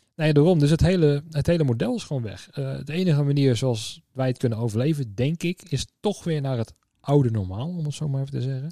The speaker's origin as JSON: {"language": "Dutch", "town": "Tiel", "region": "Gelderland", "country": "Netherlands", "tie": "born or raised there", "said": "ik kwam uit Tiel, daar dus ben ik geboren en getogen"}